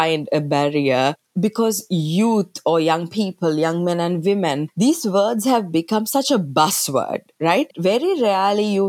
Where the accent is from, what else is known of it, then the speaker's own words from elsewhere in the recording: Sri Lanka; moved away as an adult; now in United States; I'm originally from Sri Lanka. That's where I was born and brought up until I moved to the United States to work at the UN.